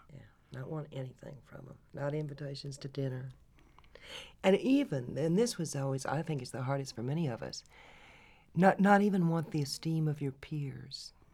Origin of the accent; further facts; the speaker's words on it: Lovelady, Texas, United States; accent: Texas accent; also born or lived in Minneapolis, Minnesota; grew up in, in a small town in East Texas, Love Lady, Texas